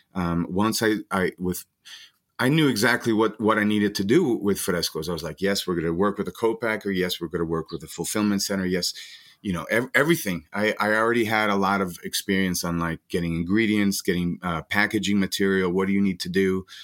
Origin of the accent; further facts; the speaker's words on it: Guatemala; moved away as an adult; now in Denver, United States; I'm from Guatemala. I've been here now twenty years